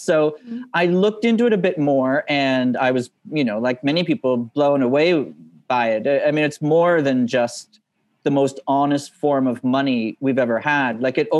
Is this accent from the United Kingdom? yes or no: no; Canada; moved away as an adult; also born or lived in Moscow, Russia; I ended up a long way from home, like a long way from growing up in Canada